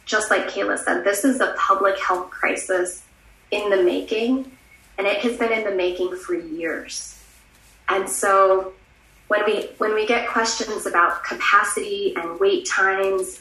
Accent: Las Cruces, New Mexico, United States; deep work in my hometown in Las Cruces

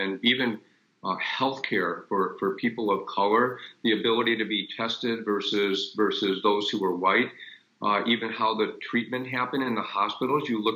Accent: Detroit, Michigan, United States; moved away; also born or lived in Los Angeles; I grew up in Detroit and saw the riots of 67

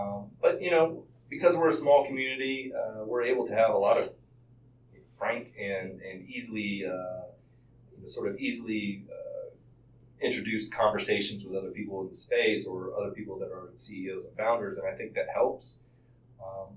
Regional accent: Charlotte, North Carolina, United States; This is my hometown. I was born in Presbyterian Hospital.

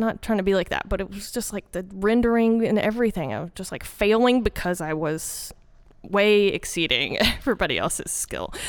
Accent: Arkansas, United States; born or raised there; accent: southern, country; moved away as an adult; also born or lived in Little Rock, Arkansas / North Carolina

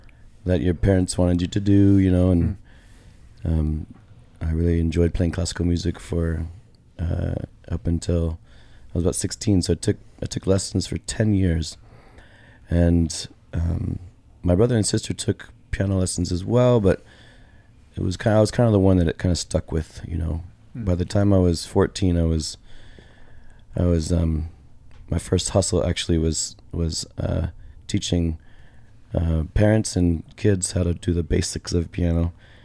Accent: Portland, Oregon, United States; I grew up in just outside of Portland, Oregon.

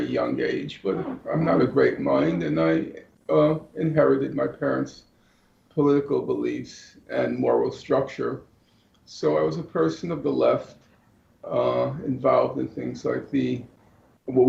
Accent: New York City, New York, United States; I grew up in New York City, and I attended college in New York

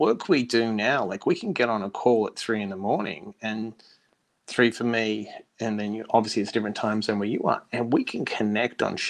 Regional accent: Perth, Western Australia, Australia; moved away; also born or lived in United States; I was come from Perth with nothing, the most isolated capital city in the world, moved to America

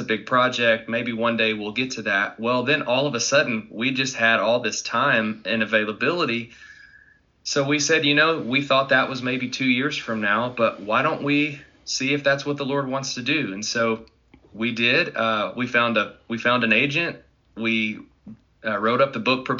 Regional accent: Arkansas, United States; moved away as an adult; now in Dallas, United States; I'm originally from Arkansas and been there my whole life. I now reside in Dallas, Texas.

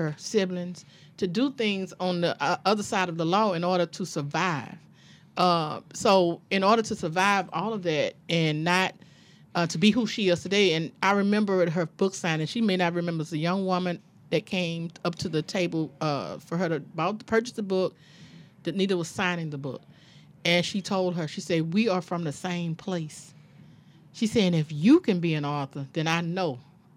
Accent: Baton Rouge, Louisiana, United States; the neighborhood I'm from in Baton Rouge. I'm from Zion City.

